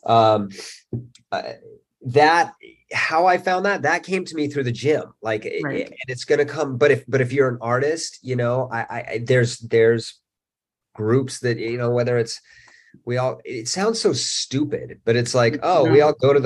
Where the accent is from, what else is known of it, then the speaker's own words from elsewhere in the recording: Salt Lake City, Utah, United States; also born or lived in Canmore / Boulder / Bozeman; now in Los Angeles, United States; I grew up in Salt Lake City.